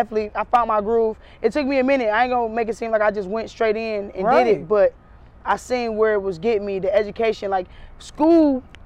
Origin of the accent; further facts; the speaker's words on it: Garfield Heights, Ohio, United States; also born or lived in Cleveland, Ohio; I grew up in Garfield Heights as far as like my high school days